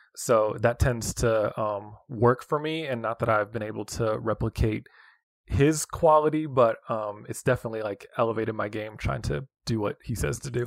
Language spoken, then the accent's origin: English; West Coast, United States; moved away as an adult; also born or lived in Hutchinson, Kansas; now in Kansas City, United States; I grew up on the West Coast